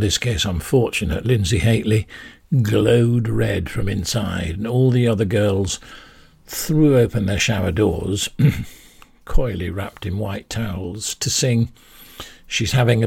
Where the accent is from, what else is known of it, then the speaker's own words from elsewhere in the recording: Yorkshire and the Humber, United Kingdom; I'm a Yorkshireman